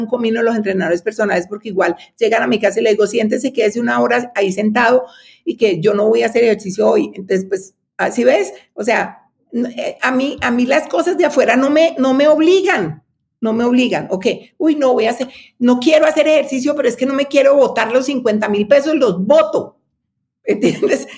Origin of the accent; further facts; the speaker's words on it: Cali, Valle del Cauca, Colombia; also born or lived in United States; now in Bogotá, Colombia; yo nací en Cali, pero me vine a estudiar en Bogotá y me quedé en Bogotá.